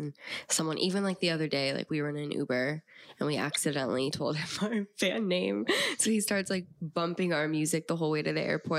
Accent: Nashville, Tennessee, United States; born there; also born or lived in Los Angeles, United States; I was born in Nashville and my mom was doing music back then. So we would go back and forth from Nashville to LA, around 10.

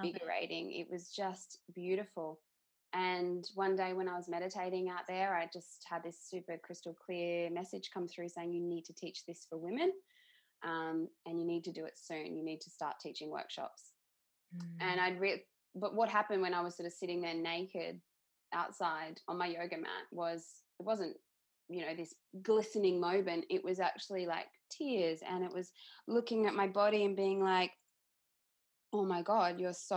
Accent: Queensland, Australia; moved away as an adult; also born or lived in Brisbane; now in Perth, Australia; I'm originally from Queensland

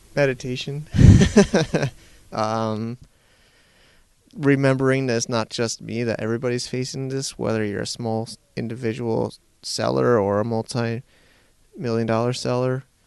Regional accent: Hartford, Connecticut, United States; moved away as an adult; also born or lived in New Jersey / New York; now in China; interning in a machine shop in Connecticut, where I grew up in Hartford

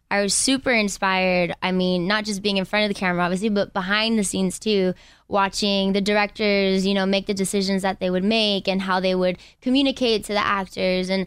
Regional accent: Inglewood, California, United States; from Inglewood.

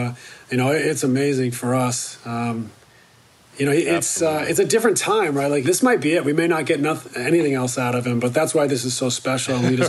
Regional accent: Canada; I went to, where I grew up in Canada, junior high was grades 8, 9, 10.

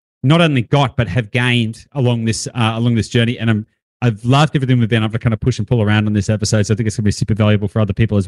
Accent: Australia; I'm an Australian male

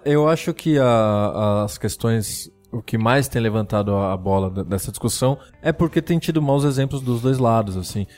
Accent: Brazil; eu já tinha saído da Zona Norte, que foi onde eu cresci

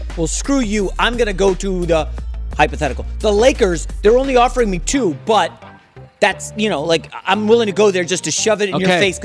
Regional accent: Northern Virginia, United States; also born or lived in New York; I was born in New York, but grew up in Northern Virginia outside D.C.

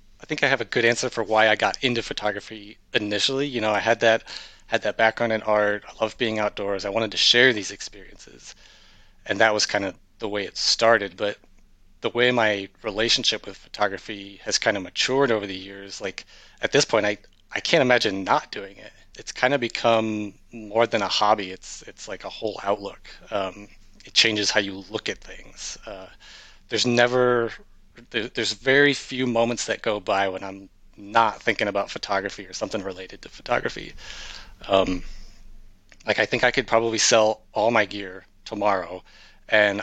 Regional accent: rural Iowa, United States; moved away as an adult; also born or lived in Baltimore / Washington, D.C. metro area; I was born and raised in rural Iowa

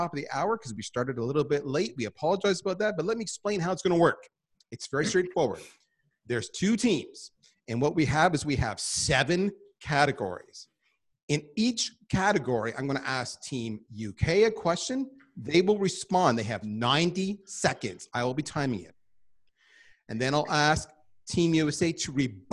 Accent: Canada; I am Canadian.

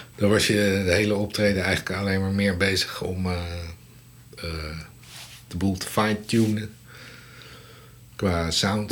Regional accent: Leiden, South Holland, Netherlands; ik kom uit Leiden, eh, opgegroeid en getogen

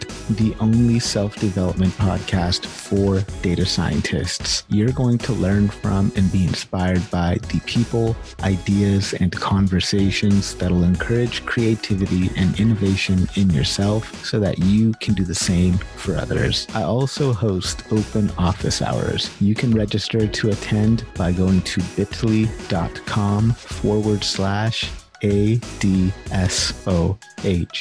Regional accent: California, United States; I'm originally from California

